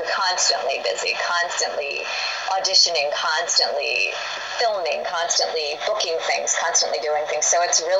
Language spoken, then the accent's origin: English; United States; I'm an American